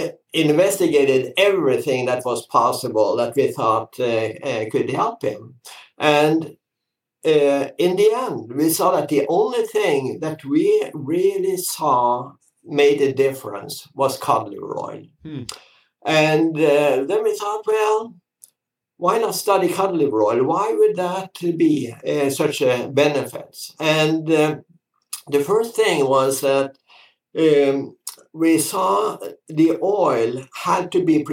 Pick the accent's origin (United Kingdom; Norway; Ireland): Norway; English is a second language; moved away as an adult; also born or lived in France; now in Florida, United States; I grew up in Norway